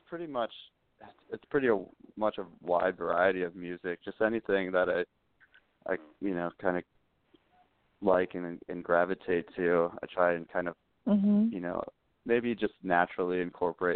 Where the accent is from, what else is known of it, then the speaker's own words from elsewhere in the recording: Midwest, United States; I grew up in the Midwest